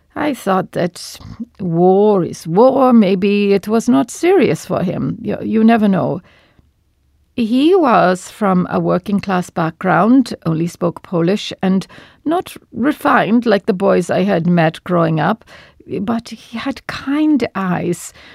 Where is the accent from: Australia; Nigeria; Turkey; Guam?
Turkey; moved away as an adult; also born or lived in Batumi, Georgia / France; now in Montreal, Canada; I am born in Batumi, Georgia, on the border of Turkey